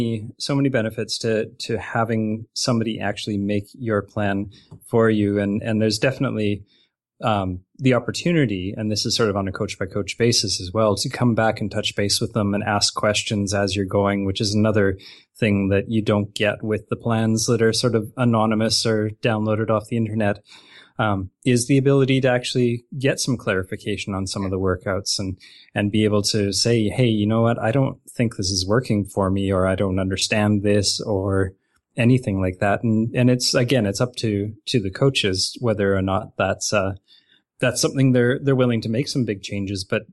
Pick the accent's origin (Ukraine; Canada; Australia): Canada; I'm from Canada.